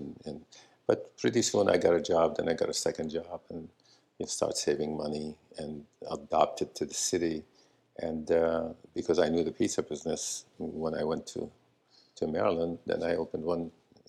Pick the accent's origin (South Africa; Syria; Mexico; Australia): Syria; also born or lived in Florida; now in Los Angeles, United States; I came here to from Syria to Florida to Los Angeles because I wanted to make movies